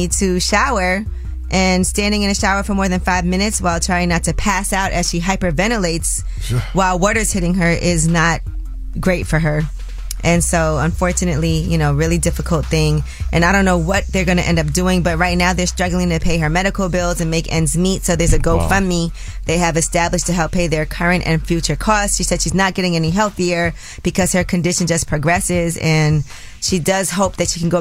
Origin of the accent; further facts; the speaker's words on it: New York City, New York, United States; I'm from Brooklyn, too